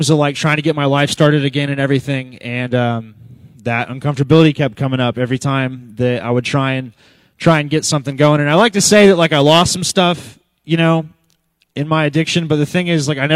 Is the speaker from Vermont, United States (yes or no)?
no; Moore, Oklahoma, United States; I grew up here in Moore, and I actually grew up coming here all my life